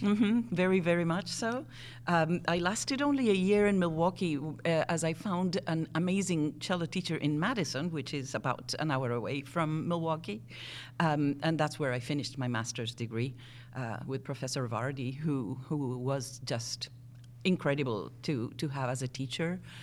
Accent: Buenos Aires, Argentina; accent: strange mixture of accents; first language Spanish; English is a second language; moved away as an adult; also born or lived in Wisconsin; now in United States; I grew up in Buenos Aires, Argentina. Uh, so Spanish is actually my first language

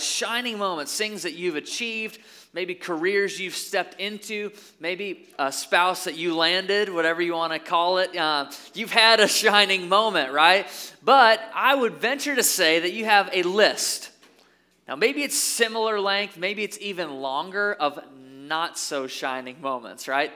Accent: Caledonia, Michigan, United States; also born or lived in Byron Center, Michigan; I grew up in Caledonia. Now I live in Byron Center

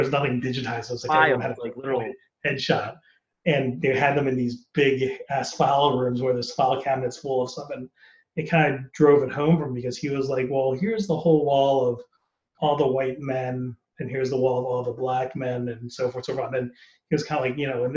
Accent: United States; first language Chinese; English is a second language; Even though I was born in the country, my parents were immigrants

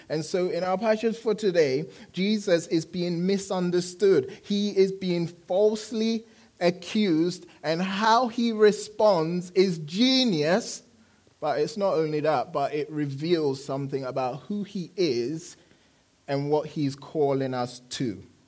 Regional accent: London, United Kingdom; moved away; I enjoyed living in London, grew up in London

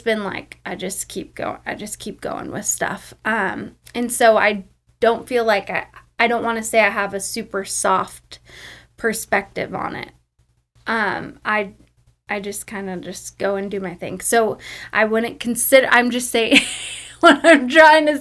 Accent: Arizona, United States; moved away as an adult; also born or lived in Oklahoma; now in Oklahoma City, United States; I love Arizona so much. It's amazing. That's where I grew up.

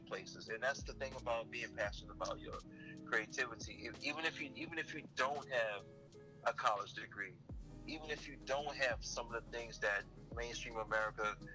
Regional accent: New Orleans, Louisiana, United States; I grew up in New Orleans where there was art all around me

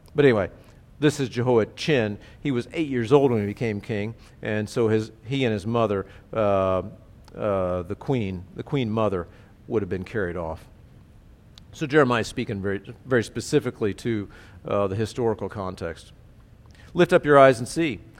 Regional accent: United States; as Americans

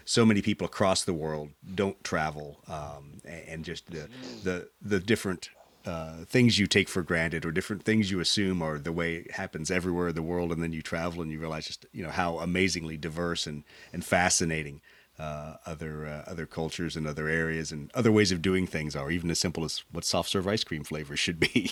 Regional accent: United States; being an American

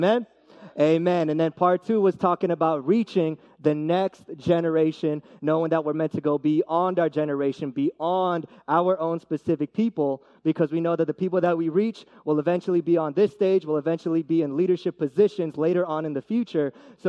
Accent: Philippines; And I mean, for me, I'm Filipino, and my brother always says this, Filipino pride, dude.

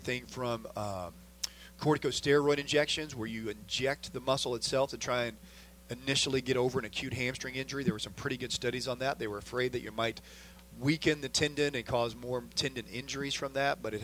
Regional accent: Southern Illinois, United States; I grew up in Southern Illinois, not that far from Bloomington

